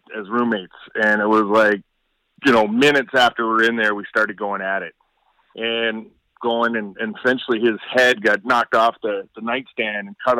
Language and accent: English; Stirling, Ontario, Canada; my hometown in Sterling